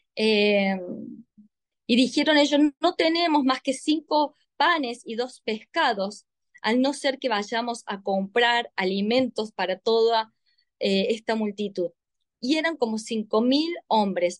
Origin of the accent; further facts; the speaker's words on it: Córdoba, Argentina; yo soy argentina, 100% argentina, muy cordobesa